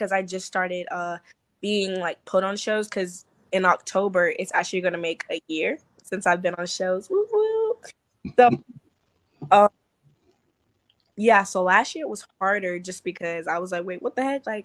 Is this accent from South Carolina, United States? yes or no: yes; South Carolina, United States; moved away as an adult; now in Georgia, United States; South Carolina, which is my hometown